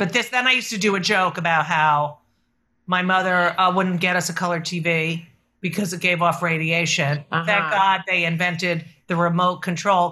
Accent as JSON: {"language": "English", "region": "New Jersey", "country": "United States", "tie": "born or raised there", "said": "I grew up in New Jersey"}